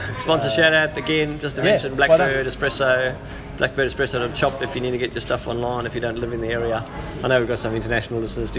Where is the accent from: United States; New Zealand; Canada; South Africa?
South Africa; I'm South African.